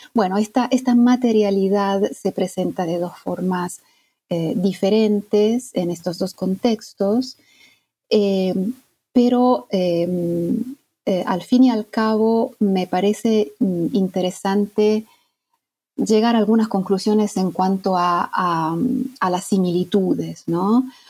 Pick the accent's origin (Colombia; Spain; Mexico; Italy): Italy; moved away as an adult; also born or lived in Argentina; yo soy mm, italiana y toda mi formación hasta digamos, la formación académica la hice en Italia